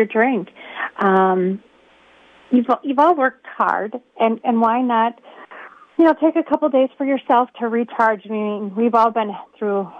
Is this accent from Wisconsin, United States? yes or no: yes; Rubicon, Wisconsin, United States; I'm from Rubicon